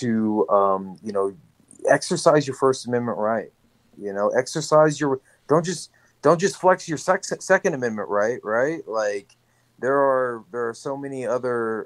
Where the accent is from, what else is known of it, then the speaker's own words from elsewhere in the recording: North Richland Hills, Texas, United States; I'm from North Richland Hills, Haltom City, the HEB area.